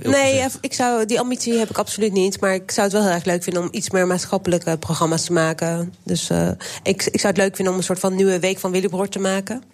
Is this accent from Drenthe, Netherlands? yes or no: no; Waalwijk, North Brabant, Netherlands; Ik ben opgegroeid in Waalwijk